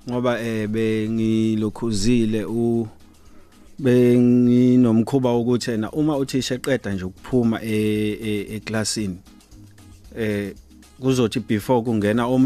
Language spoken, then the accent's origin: Zulu; Mangete, KwaZulu-Natal, South Africa; Ngizalelwe eh endaweni yaseMangethe emacambini ngaphansi kwenkosi u uMathaba ngafunda e, e e primary e ewango primary ngaqeda umatric wami esomshoko secondary